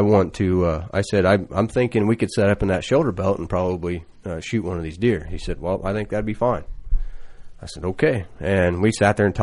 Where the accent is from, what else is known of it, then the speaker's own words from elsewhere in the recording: Illinois, United States; I'm from Illinois